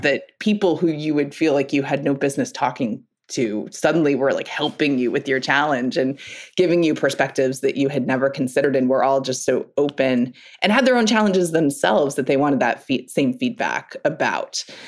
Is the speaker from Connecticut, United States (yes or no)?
yes; Newtown, Connecticut, United States; I grew up in Newtown, Connecticut.